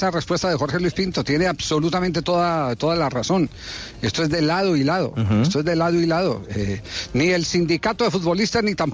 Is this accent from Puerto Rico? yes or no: no; Colombia; yo creo que todos somos aquí colombianos y conocemos muy bien las reglas y la, la justicia colombiana.